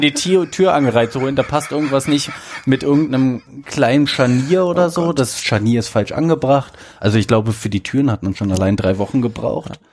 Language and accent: German; Berlin, Germany; wir sind ja beide Berliner